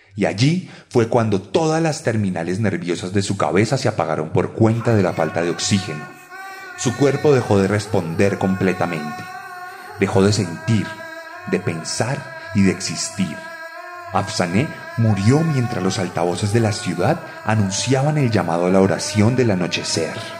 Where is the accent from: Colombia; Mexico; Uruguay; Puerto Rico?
Colombia; En mi país